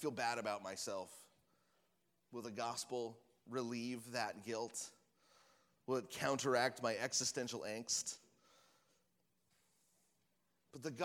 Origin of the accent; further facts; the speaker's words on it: Washington, United States; we're from Washington, where we have all the different kinds of apples